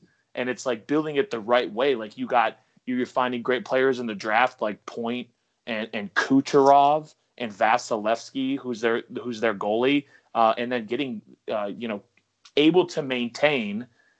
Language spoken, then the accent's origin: English; Michigan, United States; Obviously, … and then me, we're all from Michigan originally. We're all diehard Red Wings fans.